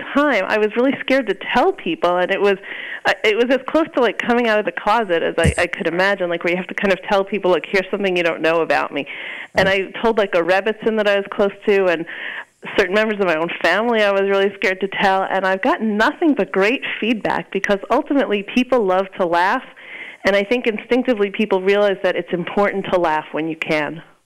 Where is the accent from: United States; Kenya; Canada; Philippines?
United States; Long Island, New York; I grew up on Long Island